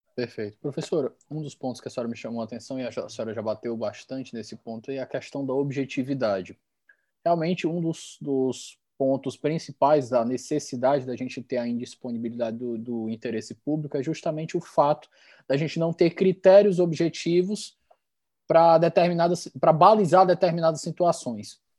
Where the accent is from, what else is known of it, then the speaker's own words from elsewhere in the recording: Ceará, Brazil; continuo meu tour aqui pela minha terra